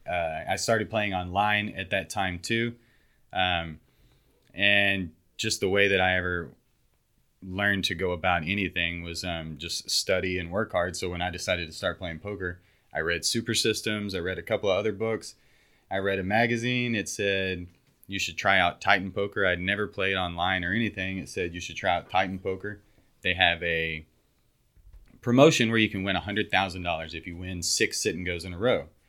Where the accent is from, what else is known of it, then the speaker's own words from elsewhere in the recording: West Texas, United States; moved away as an adult; now in Houston, United States; I grew up in West Texas